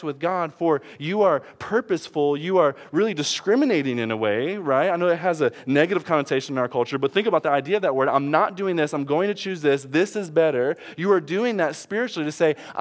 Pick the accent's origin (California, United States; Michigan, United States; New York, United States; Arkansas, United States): Michigan, United States; Detroit; I'm from Detroit